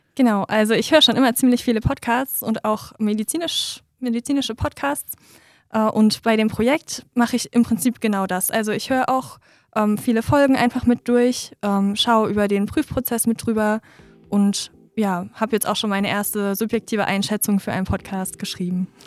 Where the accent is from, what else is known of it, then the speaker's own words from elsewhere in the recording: near Dresden, Saxony, Germany; moved away as an adult; now in Hanover, Germany; ich komme ursprünglich aus der Nähe von Dresden und ich studiere jetzt aber in Hannover im Master Biomedizin